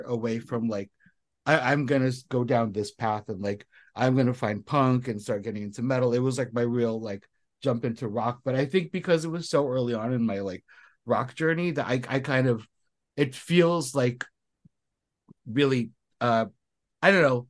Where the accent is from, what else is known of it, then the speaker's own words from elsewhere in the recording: Southern California, United States; I am Filipino from Southern California, born and raised here. So, and I grew up in the 90s.